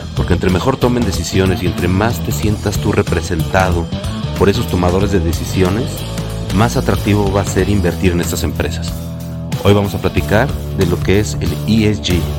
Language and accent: Spanish; Mexico; en México en realidad todos los somos, pues somos latinos